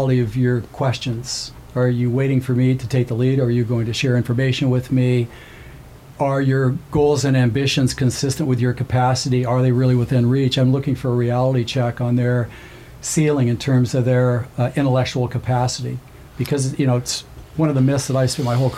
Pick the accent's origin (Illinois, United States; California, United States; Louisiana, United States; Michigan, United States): California, United States; Southern; I'm from Southern California